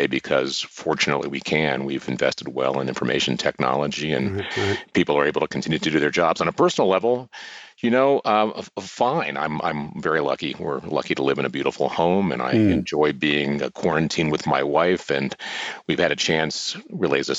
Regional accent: Springfield, Ohio, United States; moved away; also born or lived in Colorado; I grew up in Springfield, Ohio

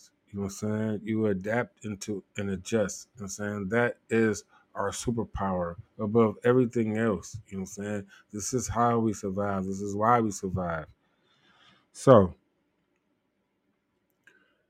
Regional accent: Ohio, United States; I'm from Ohio

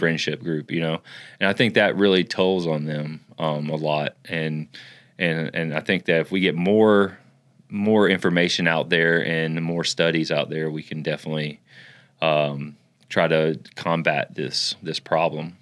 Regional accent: Florida, United States; also born or lived in Ocklawaha, Florida; I was raised in Florida

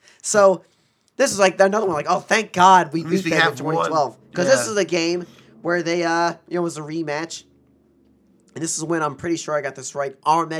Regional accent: New York, United States; just being a New Yorker

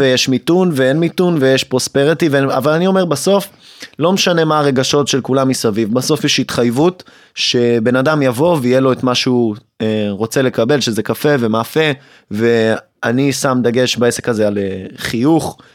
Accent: Hod HaSharon, Central District, Israel; גדלתי בהוד השרון

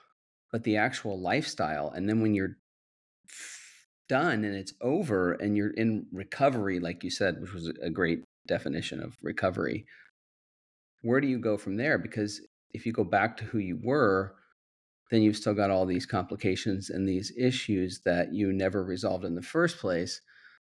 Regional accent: Midwest, United States; I grew up in the Midwest

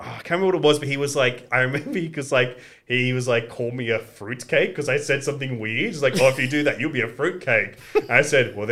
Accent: Sydney, New South Wales, Australia; first language Greek; English is a second language; also born or lived in Athens, Greece; growing up in Australia

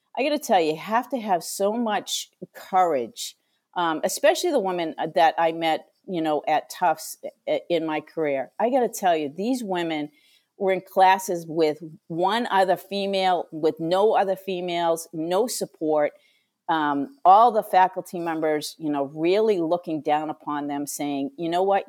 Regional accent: Franklin, Massachusetts, United States; I grew up in Franklin, Massachusetts

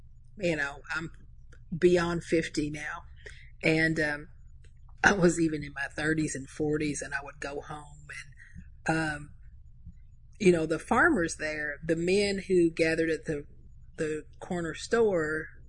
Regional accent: Kentucky, United States; We belong to this place. We belong to Indian Creek. We belong to Casey County.

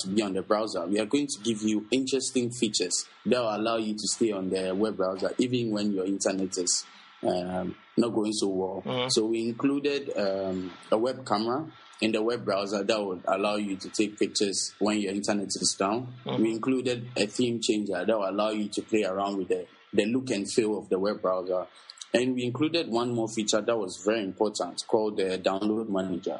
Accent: Accra, Greater Accra, Ghana; I'm from Accra, Ghana.

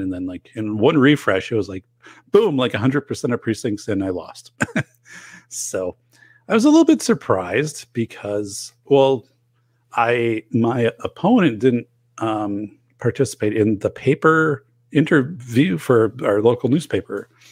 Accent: northern Wisconsin, United States; now in Portage, Wisconsin, United States; in my hometown where I grew up, in northern Wisconsin

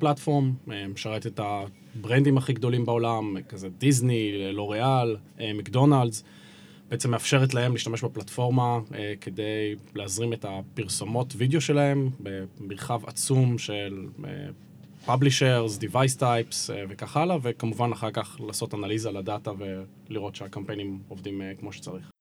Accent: Haifa, Haifa District, Israel; חיפאי כל חיי

